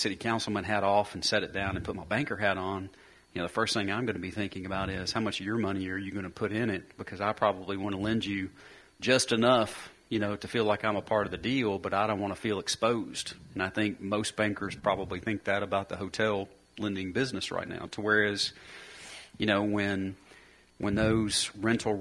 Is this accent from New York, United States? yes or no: no; Murfreesboro, Tennessee, United States; I grew up in Murfreesboro where I'm here